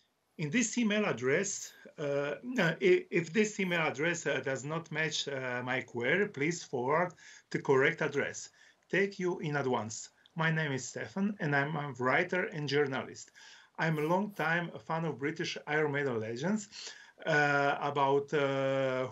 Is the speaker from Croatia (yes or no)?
yes; Croatia; English is a second language; I'm from Croatia